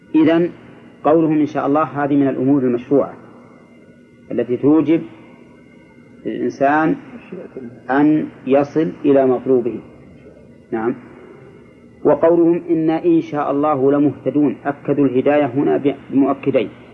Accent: Egypt; عندنا في مصر

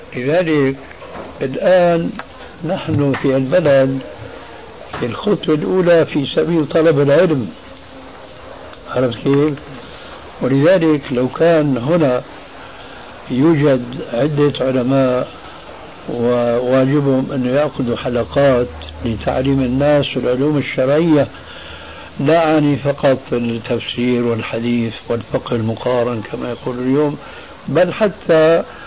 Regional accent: Damascus, Damascus Governorate, Syria; Arabic is a second language; moved away as an adult; also born or lived in Albania; now in Jordan; هاجر بي وبعائلته كلها من ألبانيا إلى دمشق فكان ذلك سببا لتعلم اللغة العربية

